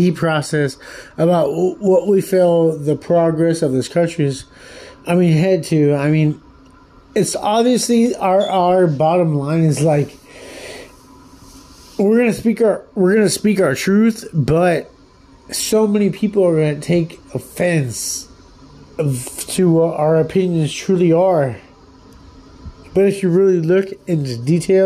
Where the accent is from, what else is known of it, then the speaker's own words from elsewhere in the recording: United States; being an American